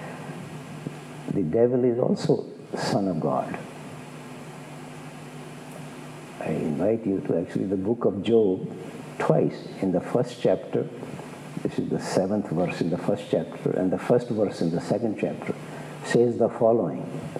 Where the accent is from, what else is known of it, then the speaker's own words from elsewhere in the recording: India; as an Indian